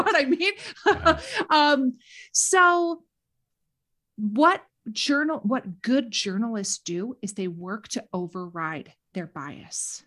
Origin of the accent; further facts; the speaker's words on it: Minnesota, United States; accent: Minnesota; also born or lived in Washington D.C.; I was not born in the Midwest, but I moved here as a very young child. I moved to Minnesota when I was 4